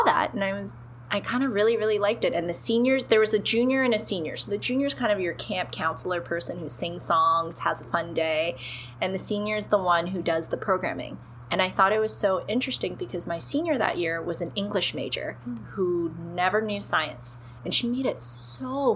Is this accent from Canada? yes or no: yes; Toronto, Ontario, Canada; now in Ottawa, Canada; I'm originally from Toronto, grew up there, and then I moved to Ottawa